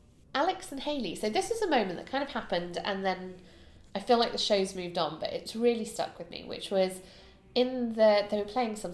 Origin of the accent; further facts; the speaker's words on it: United Kingdom; as a Brit